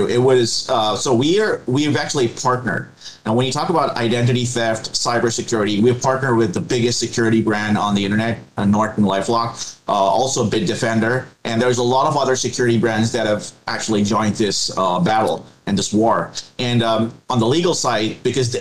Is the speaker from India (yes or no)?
yes; India; I'm from India myself